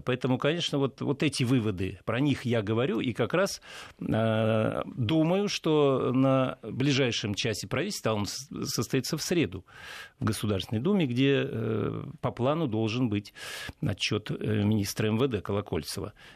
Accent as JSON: {"language": "Russian", "region": "Saint Petersburg", "country": "Russia", "said": "воспринимаю как петербуржец"}